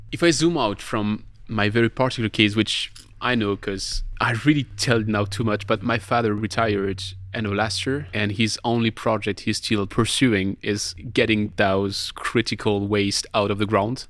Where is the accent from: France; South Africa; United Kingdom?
France; Colmar, Grand Est; my hometown is Colmar